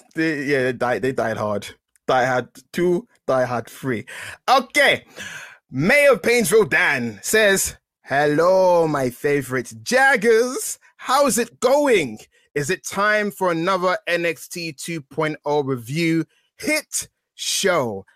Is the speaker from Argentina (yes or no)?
no; England, United Kingdom; I'm a British flower. I'm an English rose